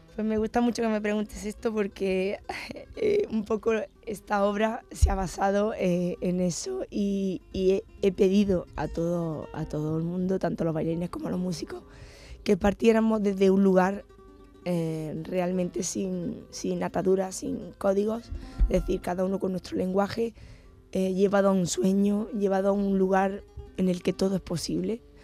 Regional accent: Granada, Andalusia, Spain; mi tierra me ha influido mucho

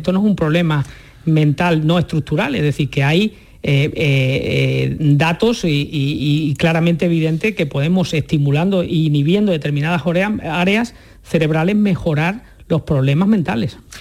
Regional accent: San Bartolomé de la Torre, Andalusia, Spain; now in Seville, Spain; yo soy de San Bartolomé, como sabes, cerca de Alorno y de toda la zona del Andévalo

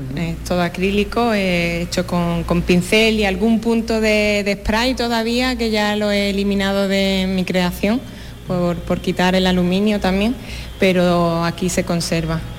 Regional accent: Torrecampo, Andalusia, Spain; me he traído mi pueblo, Torrecampo

